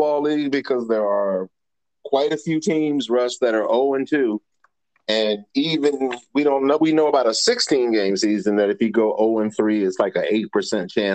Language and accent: English; Baltimore, Maryland, United States; I grew up in Baltimore